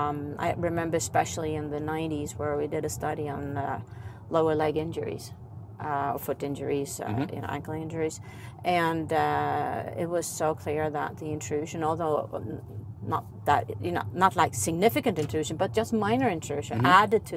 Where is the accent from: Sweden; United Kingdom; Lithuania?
Sweden; English is a second language; I'm from Sweden